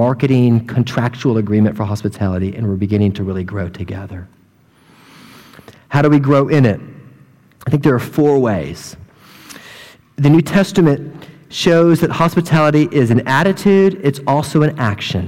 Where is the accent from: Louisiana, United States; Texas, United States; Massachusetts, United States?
Texas, United States; hometown with Sheppard Air Force Base; moved away; the German flight squadron in my hometown who all come to this Air Force base called Shepherd